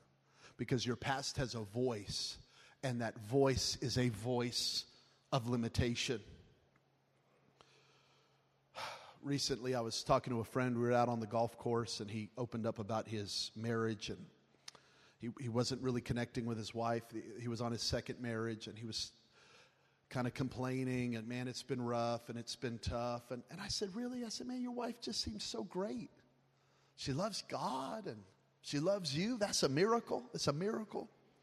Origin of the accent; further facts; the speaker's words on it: Las Vegas, Nevada, United States; I'm from Vegas, forgive me.